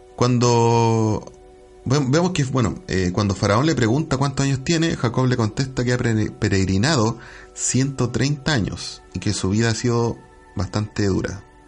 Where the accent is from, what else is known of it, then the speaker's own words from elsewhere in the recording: Chile; nosotros a lo mejor somos ciudadanos chilenos